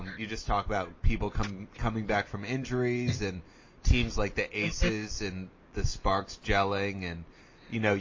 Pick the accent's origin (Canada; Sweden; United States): United States; Washington, District of Columbia; the Washington Mystics, which is my hometown team